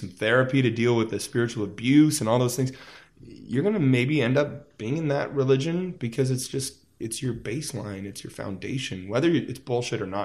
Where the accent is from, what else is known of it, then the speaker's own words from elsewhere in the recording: Las Vegas, Nevada, United States; I grew up in Las Vegas